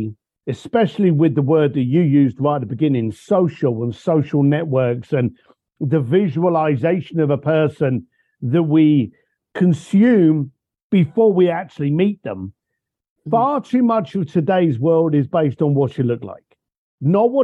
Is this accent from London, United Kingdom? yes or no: yes; London, United Kingdom; I was born a bricklayer in London.